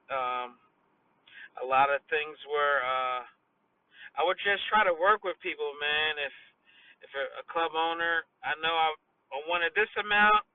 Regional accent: Wilmington, Delaware, United States; also born or lived in Dover, Delaware; even though I'm from Wilmington and I just went to Dover

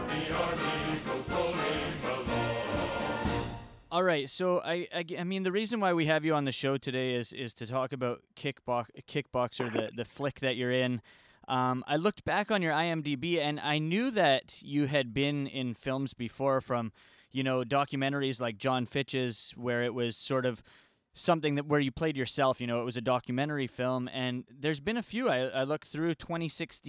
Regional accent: Vancouver, British Columbia, Canada; here in Vancouver, British Columbia, my hometown

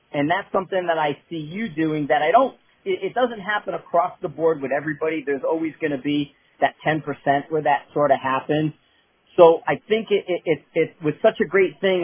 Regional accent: Northeast, United States; I'm from the Northeast, I'm from that area

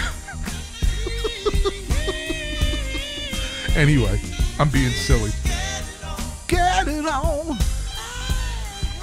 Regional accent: Kearny, New Jersey, United States; moved away; My hometown, Kearney, New Jersey

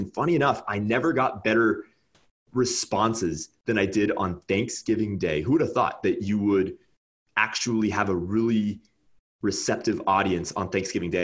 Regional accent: California, United States; moved away as an adult; now in Nebraska, United States; I'm from California

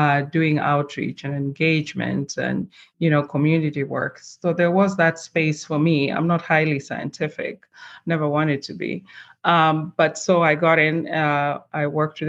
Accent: Kenya; also born or lived in Switzerland; now in Minnesota, United States; I'm originally from Kenya in East Africa. That's where I was born and raised

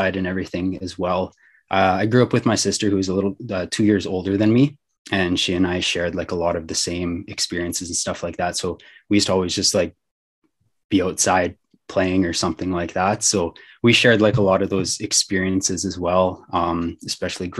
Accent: Wakaw, Saskatchewan, Canada; I grew up in Waka, which is a small town about an hour outside of the city.

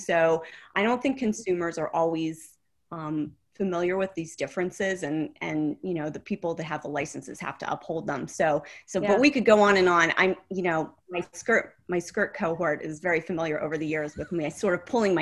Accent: Oil City, Pennsylvania, United States; moved away; I'm from Oil City, Pennsylvania.

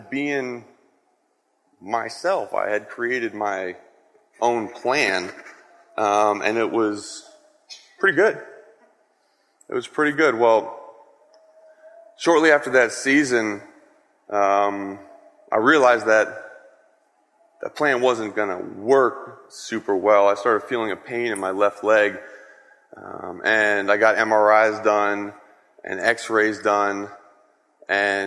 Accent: Wayne, Pennsylvania, United States; I grew up in Wayne, Pennsylvania, kind of right down the street.

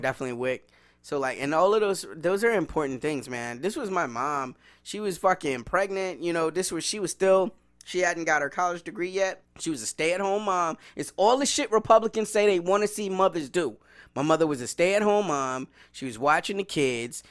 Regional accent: the South, United States; I grew up in the South

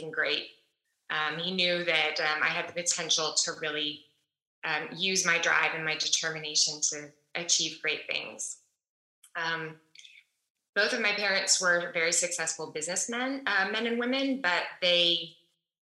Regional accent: Dallas, Texas, United States; moved away as an adult; also born or lived in New York City; now in Austin, United States; I am originally from Dallas, Texas, and I now live in Austin, Texas, after spending a lot of years of my adult life in New York City.

